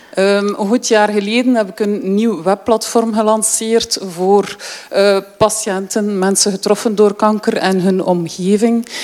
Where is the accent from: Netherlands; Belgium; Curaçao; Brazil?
Belgium; Deinze, Flanders; moved away as an adult; now in Ghent, Belgium; Ik ben opgegroeid in Deense